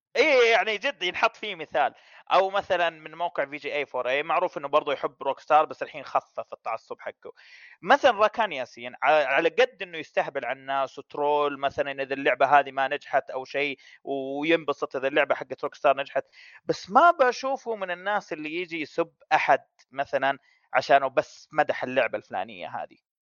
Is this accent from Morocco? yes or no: no; Saudi Arabia; كعرب او كسعوديين